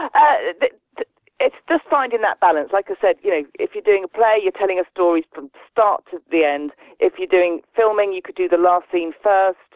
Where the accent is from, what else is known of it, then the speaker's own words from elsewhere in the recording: West Midlands, United Kingdom; moved away; I'm from the West Midlands, so it'd be really nice to do something with me home accent